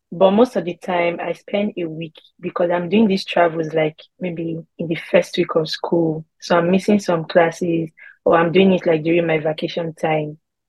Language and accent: English; Benin City, Edo, Nigeria; moved away as an adult; I'm Nigerian, but I'm from Benin City, Edo State. But I left Nigeria some time back.